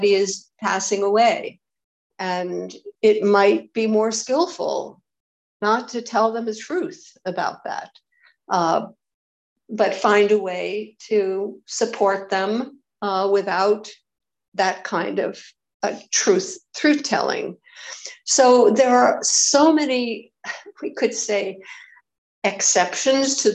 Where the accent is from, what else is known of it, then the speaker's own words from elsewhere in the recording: United States; I'm an American